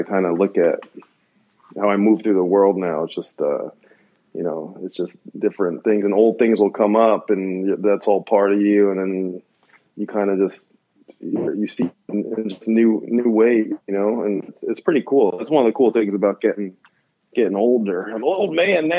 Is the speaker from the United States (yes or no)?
yes; New Jersey, United States; now in California, United States; I grew up in New Jersey